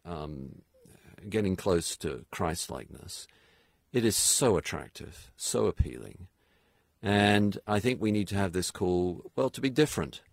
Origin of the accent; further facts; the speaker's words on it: United Kingdom; also born or lived in New England; now in United States; I'm British